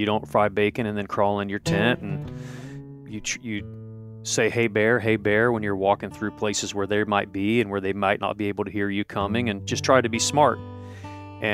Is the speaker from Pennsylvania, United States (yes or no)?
no; Ohio, United States; I am originally from Ohio, but I tell everyone that I've lived as many places as 10 people.